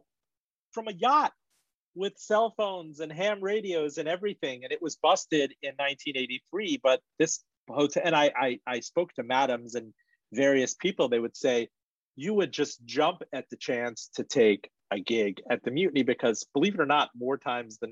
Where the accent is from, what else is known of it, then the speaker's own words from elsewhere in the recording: North Miami, Florida, United States; English is a second language; also born or lived in Iran; I grew up in North Miami.